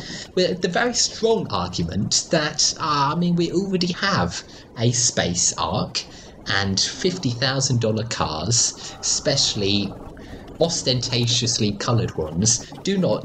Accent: Australia; I grew up in Australia, where everyone could swim.

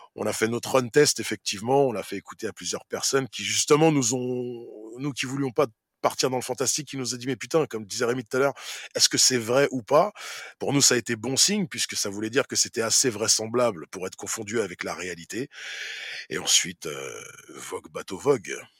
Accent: Saint-Ouen, Île-de-France, France; ma ville, là d'où je viens, où j'ai grandi, où je suis encore

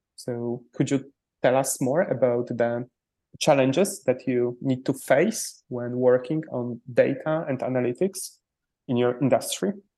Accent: Poland; English is a second language; I come from Poland

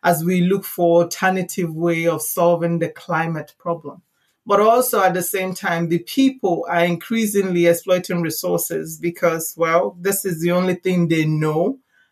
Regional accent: Nigeria; I am Nigerian

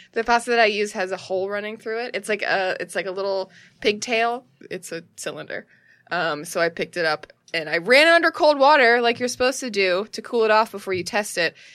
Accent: United States; I'm an American.

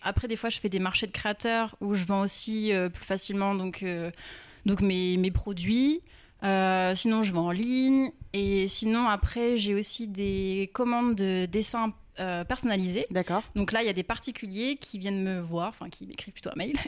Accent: Rouen, Normandy, France; now in Paris, France; je viens de Rouen

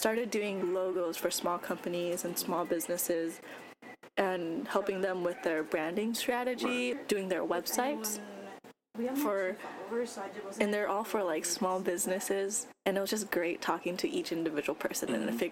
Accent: California, United States; moved away as an adult; now in Chicago, United States; I'm from California, and I came to Chicago when I went to college

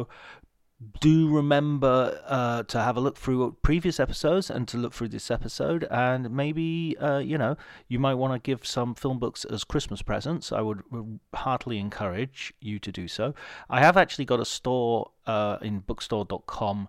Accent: Cumbria, North West England, United Kingdom; moved away; also born or lived in Liverpool; I'm from Liverpool. Well, actually, I'm from Cumbria originally

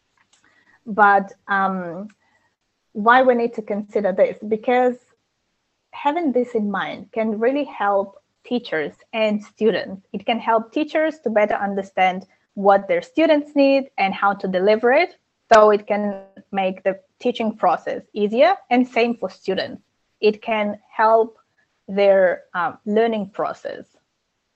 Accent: Ukraine; moved away; I'm originally from Ukraine

